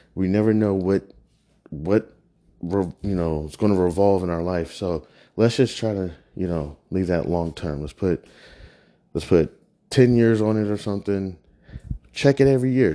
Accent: Kansas, United States; now in Prince George's County, United States; I'm not a real native. I'm originally from Kansas.

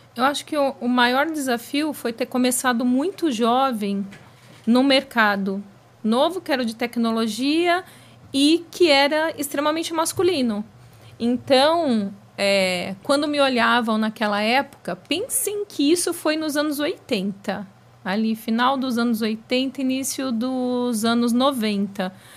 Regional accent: ABC, São Paulo, Brazil; pois eu sou do ABC, no ABC, naquela época, anos 80, tudo girava em torno das metalúrgicas.

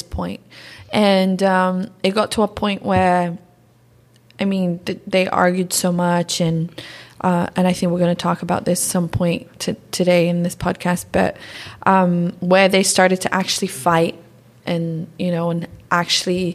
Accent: London, United Kingdom; born or raised there; English is a second language; also born or lived in Curitiba, Brazil / Maringá, Brazil

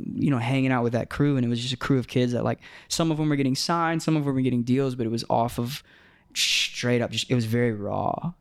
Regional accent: Tampa, Florida, United States; growing up in Tampa

